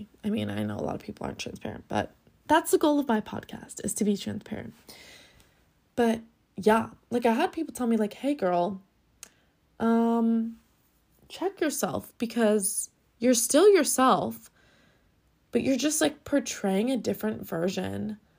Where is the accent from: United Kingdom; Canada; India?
United Kingdom; Scotland; now in Los Angeles, United States; okay, I just came from Scotland. Everyone's nice. Everyone's so down to earth. You know, it's living in my hometown.